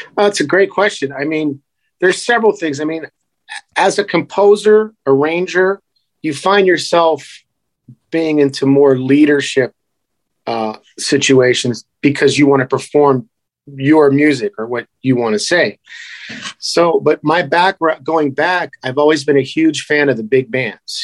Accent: Youngstown, Ohio, United States; moved away as an adult; now in Las Vegas, United States; I kind of went back to Youngstown, Ohio, which is my hometown

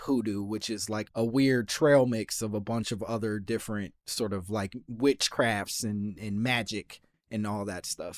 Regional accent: Chicago, Illinois, United States; I'm from Chicago

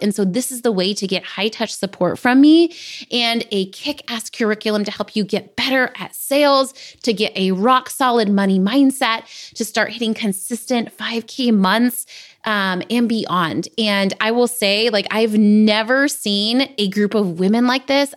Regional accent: San Diego, California, United States; I grew up in San Diego

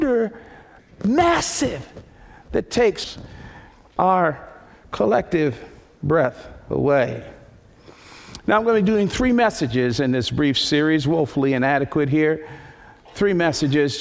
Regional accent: Northeast, United States; When I was a little boy, I grew up in the Northeast

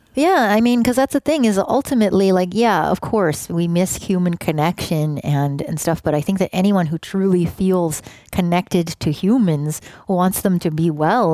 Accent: Canada; moved away; also born or lived in Oakland, California; me being Canadian, and I think we both just grew up in countries that don't view themselves as the center of the world

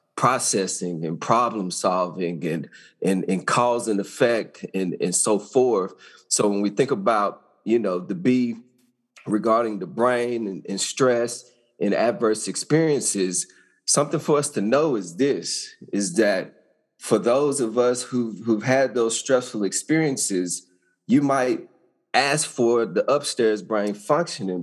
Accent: Arkansas, United States; I grew up in Arkansas, small town.

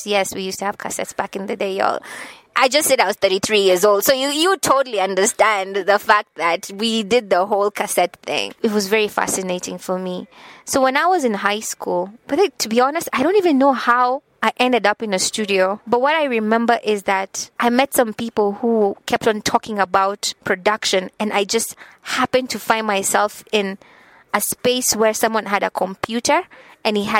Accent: Nakuru, Nakuru County, Kenya; But I'm from Nakuru. I will say I'm from Nakuru because people love to say that I'm from Nairobi, but no, I pride myself in having come from Nakuru. We call it County 032, Nakuru, Kenya. It's a small town. I was born and raised there.

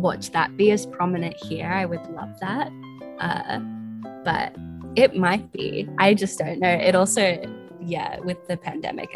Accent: Australia; Being an Australian

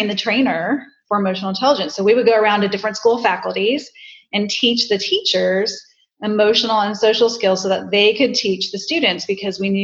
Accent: Tampa, Florida, United States; Home, Tampa

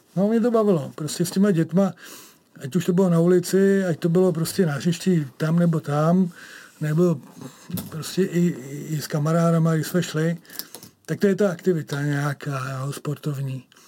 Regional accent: Kladno, Central Bohemian Region, Czechia; protože já jsem kladeňák

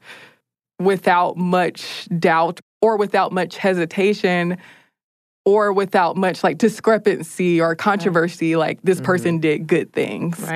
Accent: United States; as an American

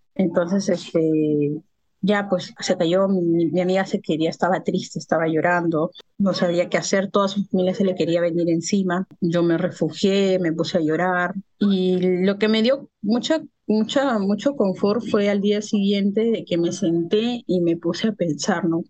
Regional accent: Lima, Peru; Yo soy de Perú, de Lima, Perú

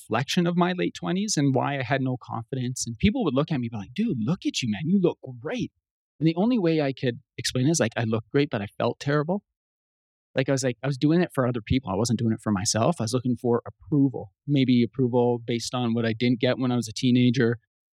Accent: Canada; I'm Canadian, eh?

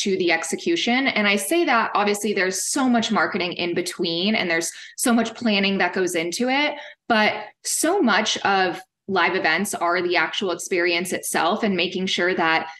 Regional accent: Kansas, United States; now in Fort Worth, United States; I'm from Kansas, and it kind of does give me just that smaller town feel

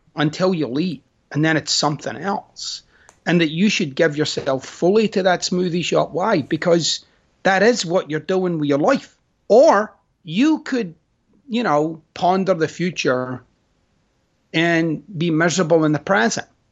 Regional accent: Scotland, United Kingdom; moved away; I'm Scottish.

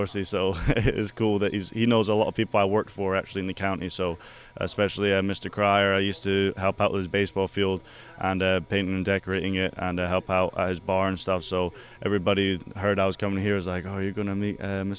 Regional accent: Scotland, United Kingdom; He knew I was from Scotland.

